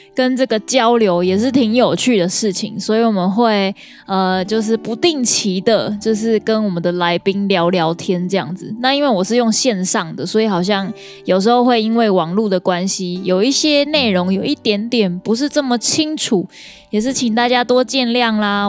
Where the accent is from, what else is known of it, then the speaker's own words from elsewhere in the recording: Kaohsiung, Taiwan; 我的家乡